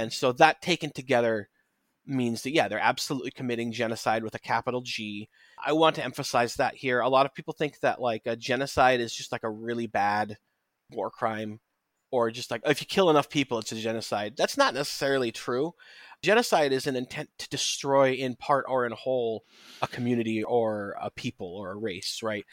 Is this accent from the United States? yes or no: yes; United States; speaking as an American